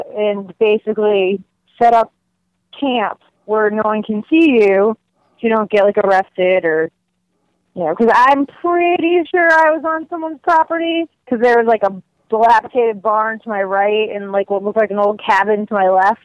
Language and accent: English; Massachusetts, United States; I am from Massachusetts